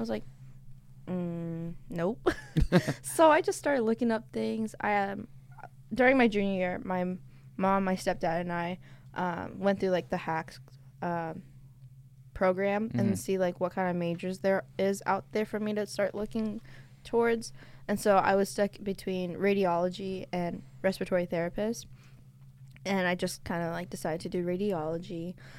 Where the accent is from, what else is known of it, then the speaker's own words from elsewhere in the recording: Lancaster, Pennsylvania, United States; moved away as an adult; also born or lived in Laos / Sheboygan, Wisconsin; now in Bloomsburg, United States; And then I moved to PA, and then now I'm here. So I'm from Lancaster, though.